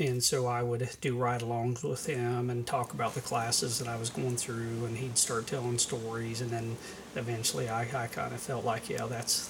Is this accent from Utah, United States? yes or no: no; Milan, Indiana, United States; also born or lived in Lawrenceburg, Indiana; I was born in Lawrenceburg, and I've spent my entire life around the Milan area, out on a county road out north of town, grew up out in the county, and attended Milan schools and graduated from there